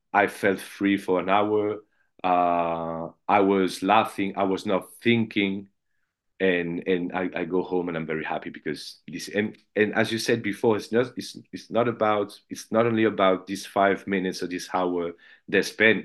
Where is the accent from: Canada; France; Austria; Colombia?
France; Paris, Île-de-France; I'm from Paris